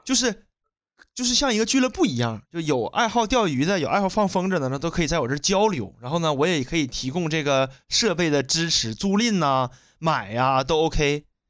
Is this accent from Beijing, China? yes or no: no; Shenyang, Liaoning, China; 我出生在辽宁沈阳的和平大道